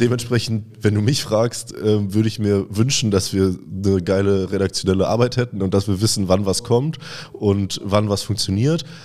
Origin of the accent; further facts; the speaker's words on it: Cologne, North Rhine-Westphalia, Germany; also born or lived in Vienna; wir sind beide gebürtige Kölner und sind hier zusammen aufgewachsen